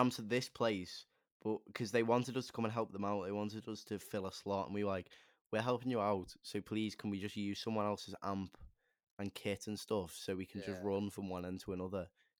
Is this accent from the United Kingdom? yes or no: yes; the Wirral, North West England, United Kingdom; I'm from the Wirral.